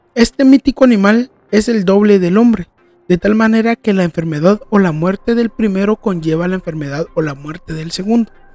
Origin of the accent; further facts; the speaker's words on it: Guatemala; yo vengo de Guatemala